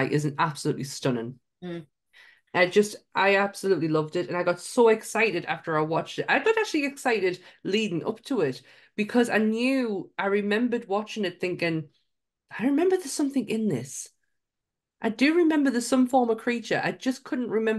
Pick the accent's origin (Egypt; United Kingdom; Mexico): United Kingdom; Sunderland, North East England; accent: Mackem; I am from Sunderland, which is right next door to Newcastle.